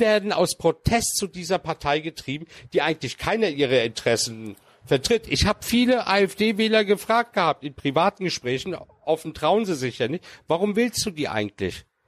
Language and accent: German; Germany; als Türke, der hier geboren worden ist